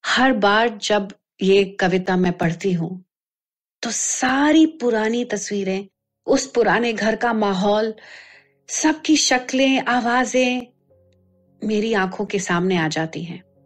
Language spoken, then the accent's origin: Hindi; Delhi, India; मैं दिल्ली में पली बड़ी